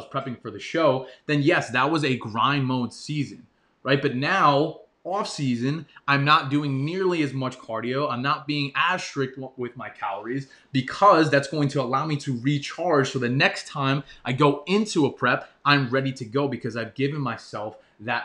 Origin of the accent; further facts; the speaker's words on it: New York, United States; I grew up in New York